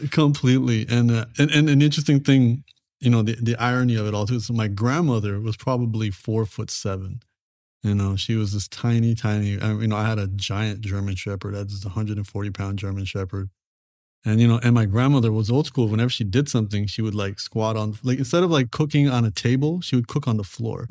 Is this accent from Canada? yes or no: yes; Canada; my parents made the transition over to Canada, and then I was born in Canada